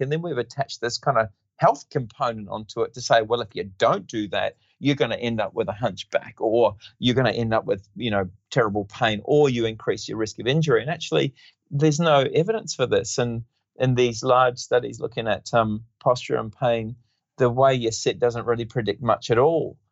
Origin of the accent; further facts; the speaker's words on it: New Zealand; moved away as an adult; also born or lived in Western Australia; now in Perth, Australia; I grew up in New Zealand and um, I did my basic training in physiotherapy in New Zealand